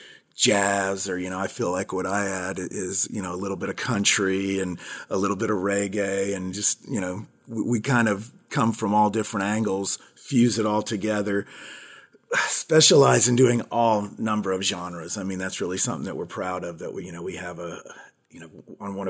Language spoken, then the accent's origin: English; Palm Beach County, Florida, United States; I grew up in Palm Beach County